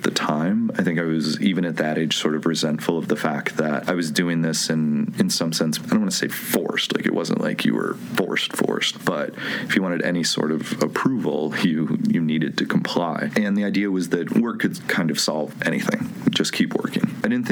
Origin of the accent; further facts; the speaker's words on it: Medina, New York, United States; moved away; I'm from a tiny town between Buffalo and Rochester, New York. It's called Medina